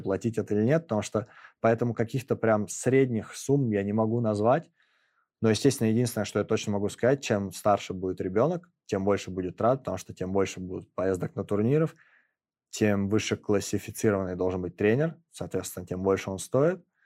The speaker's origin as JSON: {"language": "Russian", "region": "Moscow", "country": "Russia", "tie": "born or raised there", "said": "в моем родном городе"}